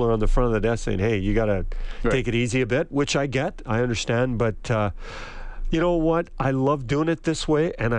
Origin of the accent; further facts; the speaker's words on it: Edmonton, Alberta, Canada; I grew up near Commonwealth, between Commonwealth and Rexall, Northlands Coliseum